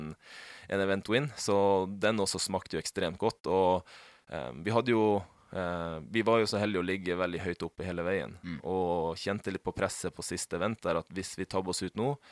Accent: Finnmark, Norway; now in Oslo, Norway; jeg er jo fra Finnmark, og det er jo mye natur

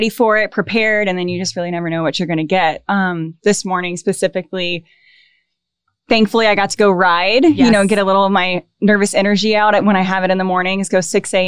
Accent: Houston, Texas, United States; moved away as an adult; now in Pensacola, United States; I am from Houston, Texas, born and raised, was there all the way until I turned, I believe, 25

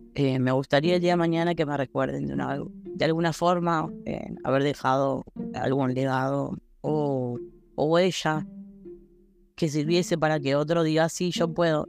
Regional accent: Buenos Aires, Argentina; moved away as an adult; now in Wilde, Argentina; vivo actualmente en Wilde, pero soy de Capital, de San Telmo, crecí ahí

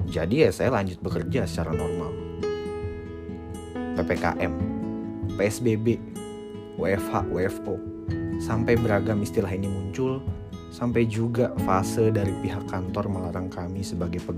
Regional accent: Medan, North Sumatra, Indonesia; now in Jakarta, Indonesia; Saya adalah perantau yang datang dari kota Medan, akhir Desember 2019, saya nekat untuk memutuskan pergi merantau ke Jakarta.

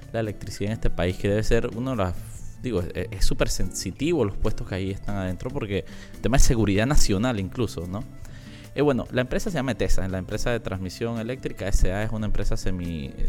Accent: La Chorrera, Panamá Oeste, Panama; yo que soy de Panamá Oeste, eh, digo, tengo años no vivo en Panamá Oeste, pero yo soy nacido y crecido en Chorrera.

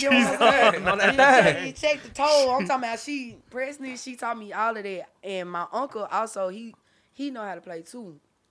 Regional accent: Memphis, Tennessee, United States; also born or lived in Georgia; Okay. So my mama said that I was born in North Memphis.

